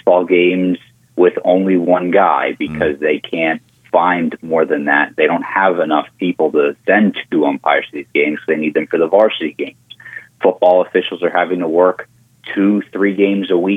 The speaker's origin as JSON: {"language": "English", "area": "Long Island", "region": "New York", "country": "United States", "moved": "yes", "lives_now": "New Hampshire, United States", "said": "I'm originally from New York"}